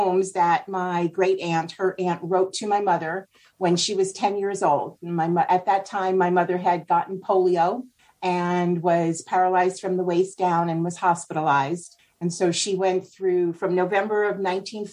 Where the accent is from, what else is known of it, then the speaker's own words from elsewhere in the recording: Spring Valley, New York, United States; now in Oregon City, United States; I grew up in New York, actually about 30 miles outside of what I call the city of Manhattan. A little bit upstate. It's on the Jersey border, on the other side of the Hudson River, in a little town called Spring Valley, New York